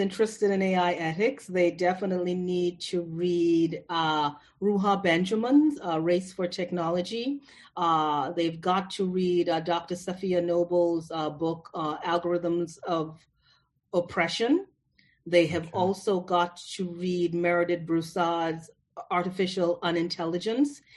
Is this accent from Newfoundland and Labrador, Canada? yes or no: no; Toronto, Ontario, Canada; moved away; I grew up in Toronto